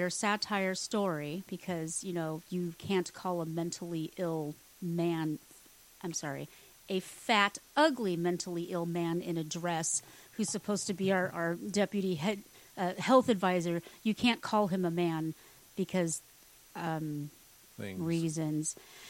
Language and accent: English; Texas, United States; born there; Now, I haven't lived my whole life in Texas. I mean, I am a Texan because I was born here, but I haven't lived here.